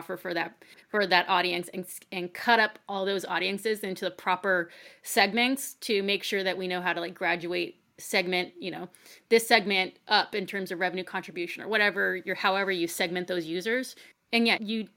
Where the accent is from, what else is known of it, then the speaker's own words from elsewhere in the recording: United States; I'm American